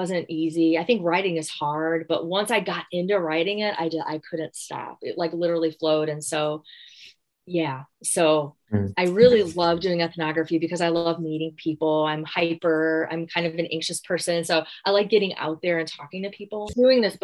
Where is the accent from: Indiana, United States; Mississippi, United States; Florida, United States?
Indiana, United States; Gary; moved away; I'm from Gary, Indiana